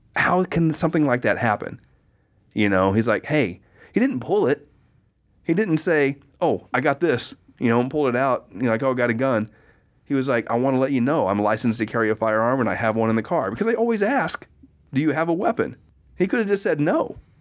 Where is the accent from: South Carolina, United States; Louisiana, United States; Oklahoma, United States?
Oklahoma, United States; I grew up in Oklahoma in the eighties